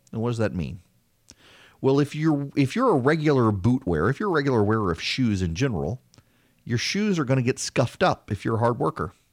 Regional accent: South Louisiana, United States; also born or lived in Dubai; now in Georgia, United States; I am from Louisiana. I'm from South Louisiana, and I grew up in Dubai.

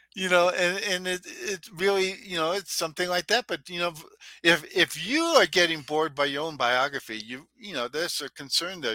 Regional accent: Minnesota, United States; I was from Minnesota.

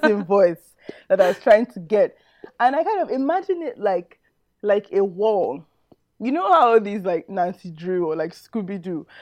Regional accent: Nigeria; just a Nigerian

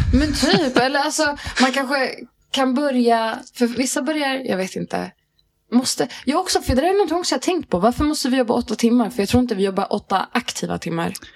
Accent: Järfälla, Stockholm County, Sweden; moved away as an adult; also born or lived in Riga, Latvia / Hässelby; Järfälla hela mitt liv

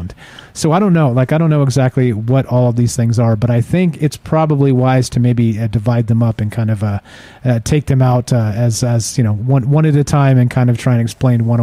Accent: California, United States; I grew up in California

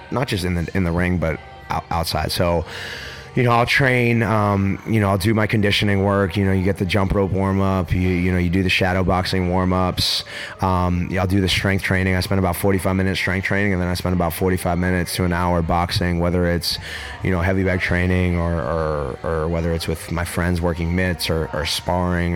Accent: Pittsburgh, Pennsylvania, United States; growing up in Pittsburgh, Pennsylvania

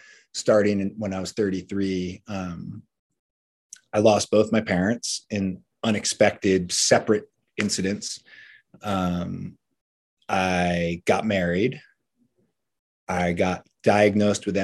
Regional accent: Cape Cod, Massachusetts, United States; moved away as an adult; also born or lived in US West Coast; I grew up on Cape Cod, moved out west chasing surf dreams during the great El Nino winter of 97, 98.

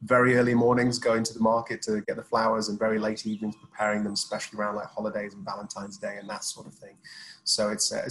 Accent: Sheffield, Yorkshire and the Humber, United Kingdom; now in Dubai, United Arab Emirates; I'm from Sheffield

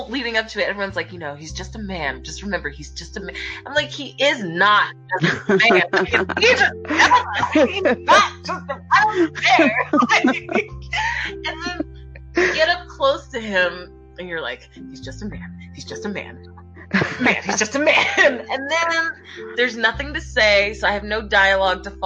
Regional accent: Philadelphia, Pennsylvania, United States; my hometown and just kind of chilling with the Philly people

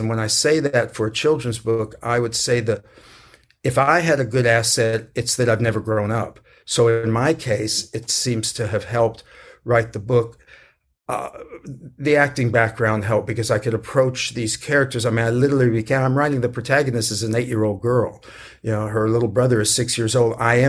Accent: San Antonio, Texas, United States; You know, I grew up in San Antonio and, you know, did a lot of work there.

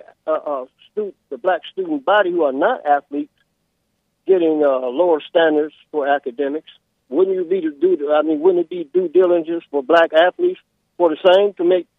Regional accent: the South, United States; I grew up in the South

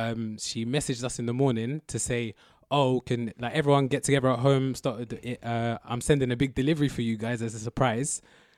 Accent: London, United Kingdom; but I grew up in I was born in Southwest London, okay. So I went to school like in Twickenham or like okay, near Twickenham

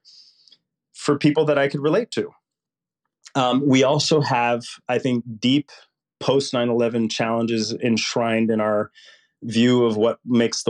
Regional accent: Puerto Rico; I grew up poor in Puerto Rico, which would make Mississippi look rich.

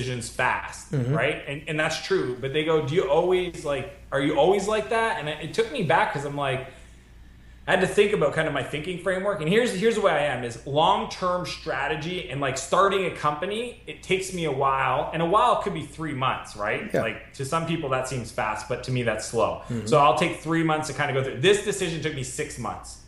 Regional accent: Moncton, New Brunswick, Canada; moved away as an adult; also born or lived in San Francisco; my hometown because I built Clarity out of Canada

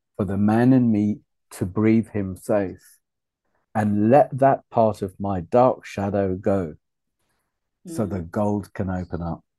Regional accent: Wales, United Kingdom; also born or lived in Uganda; town I was brought up in in Wales after refugee camp

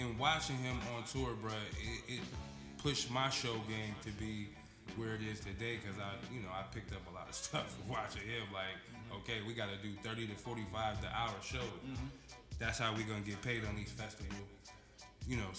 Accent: Grand Rapids, Michigan, United States; Originally from Grand Rapids, Michigan

